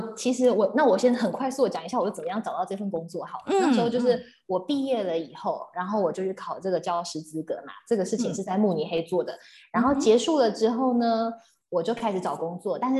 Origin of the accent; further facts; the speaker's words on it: Taiwan; 像我是台湾人